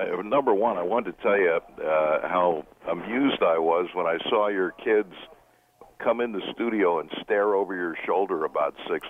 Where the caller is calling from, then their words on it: Fort Wayne, Indiana, United States; Fort Wayne, Indiana.